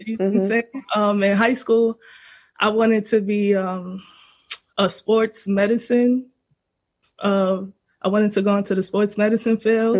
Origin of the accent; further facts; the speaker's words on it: New York City, New York, United States; I'm from the Bronx, and I'm a life coach.